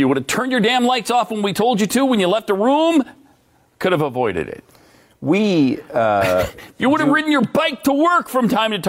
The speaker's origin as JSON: {"language": "English", "region": "Montana", "country": "United States", "tie": "born or raised there", "said": "this is a product of growing up in Montana, where we had a definite change of seasons."}